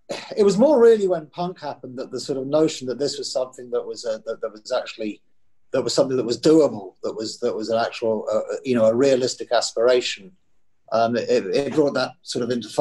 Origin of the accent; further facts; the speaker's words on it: Eastbourne, South East England, United Kingdom; I was born in Eastbourne in Sussex